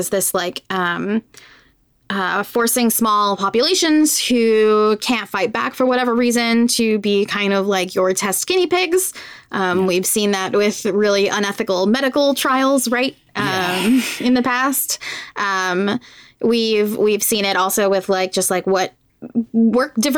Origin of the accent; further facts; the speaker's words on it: Puerto Rico; I'm from Puerto Rico, which is a colonized